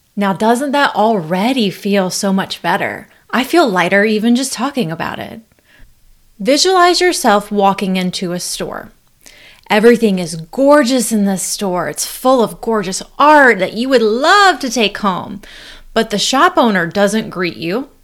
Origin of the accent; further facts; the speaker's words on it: North Carolina, United States; I'm actually from North Carolina